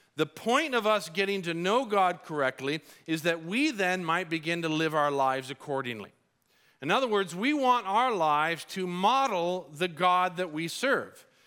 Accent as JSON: {"language": "English", "country": "Colombia", "tie": "born or raised there", "moved": "yes", "said": "I grew up in Colombia"}